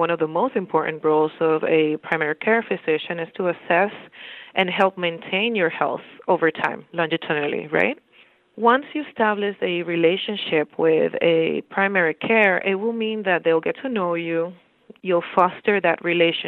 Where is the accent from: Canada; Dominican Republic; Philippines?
Dominican Republic; moved away as an adult; also born or lived in Bronx, New York, United States; now in Bridgeport, United States; I'm originally from the Dominican Republic. I went to school in the Dominican Republic